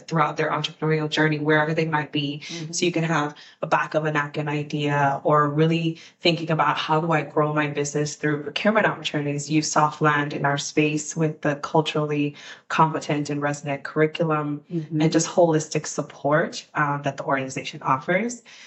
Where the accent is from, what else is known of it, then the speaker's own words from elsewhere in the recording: Guyana; now in DC region, United States; I'm from Guyana, South America, and, and we're the only English speaking country and Caribbean culture in, in the region